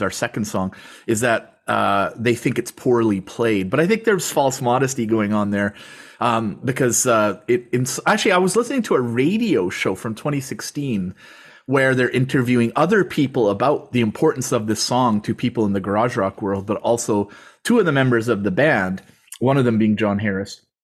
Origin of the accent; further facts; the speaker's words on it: Canada; I'm from Canada